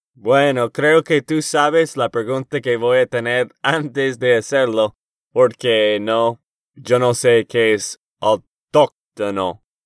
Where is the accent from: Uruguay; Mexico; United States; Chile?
United States; Texas; de Texas, Estados Unidos